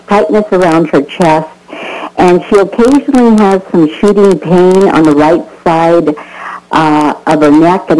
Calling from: Las Cruces, New Mexico, United States; I am calling from Las Cruces.

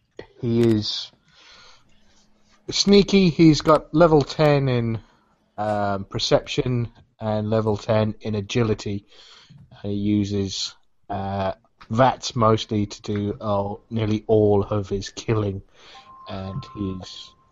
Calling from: East of England, United Kingdom; I'm calling in from Essex in England.

